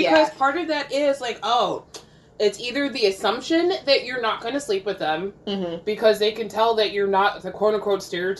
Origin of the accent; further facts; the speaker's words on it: Carteret, New Jersey, United States; I grew up in Carteret, New Jersey